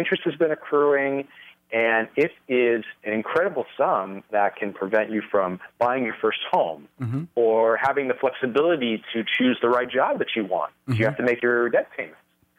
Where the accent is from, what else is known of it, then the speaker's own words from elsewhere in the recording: California, United States; No, I was born and raised in California